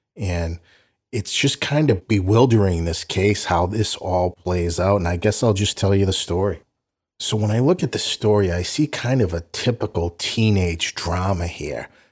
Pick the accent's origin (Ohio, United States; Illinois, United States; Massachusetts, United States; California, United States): Massachusetts, United States; Boston; Growing up in South Boston, it was just a diametrically opposed type neighborhood situation.